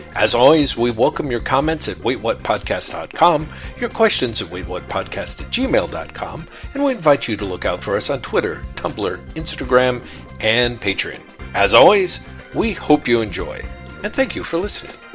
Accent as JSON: {"language": "English", "country": "United States", "tie": "born or raised there", "said": "me being raised as an American kid"}